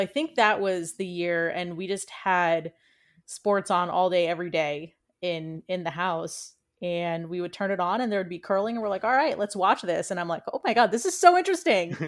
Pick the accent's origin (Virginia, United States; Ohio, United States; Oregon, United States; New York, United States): Virginia, United States; D.C., Northern; moved away; also born or lived in Washington, D.C.; was born and raised right outside of the city in, in Northern Virginia